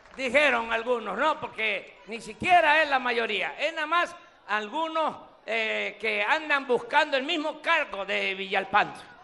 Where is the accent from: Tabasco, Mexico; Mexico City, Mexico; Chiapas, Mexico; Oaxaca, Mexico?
Tabasco, Mexico; Macuspana; moved away; aquí, en mi tierra, en mi agua